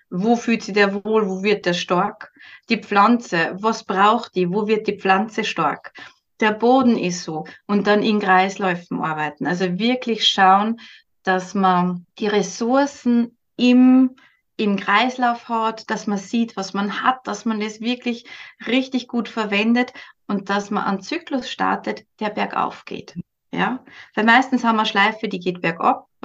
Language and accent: German; Upper Austria, Austria; now in Switzerland; ich komme aus Oberösterreich, ziemlich in der Mitte von Österreich.